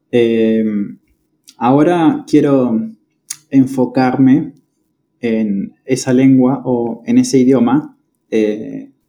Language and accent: Spanish; Patagonia, Argentina; now in Córdoba, Argentina; Exacto, sí. Estoy en, Córdoba eh, viviendo hace ya varios años, muchos años.